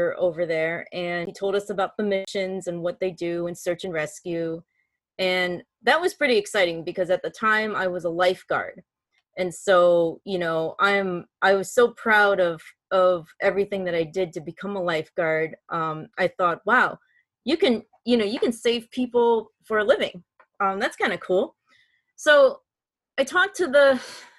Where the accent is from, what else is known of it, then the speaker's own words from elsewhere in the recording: Chicago, Illinois, United States; moved away as an adult; I'm originally from Chicago, Illinois